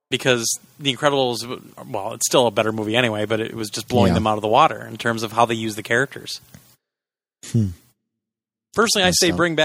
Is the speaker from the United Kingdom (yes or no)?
no; Canada; I don't like it. I'm Canadian.